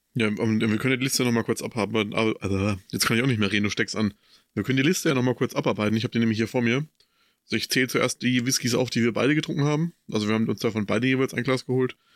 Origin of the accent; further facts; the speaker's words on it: Coburg, Bavaria, Germany; Bei uns in Coburg